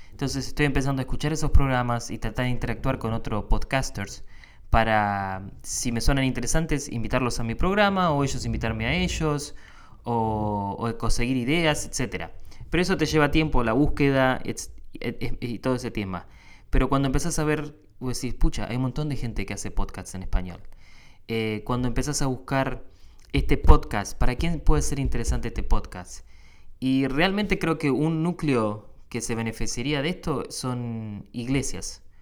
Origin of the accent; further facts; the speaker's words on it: Argentina; now in United States; vengo de Argentina, que tiene 40 millones de habitantes, y llegas a un país donde hay 10 eh, veces más, casi, 300 y pico de millones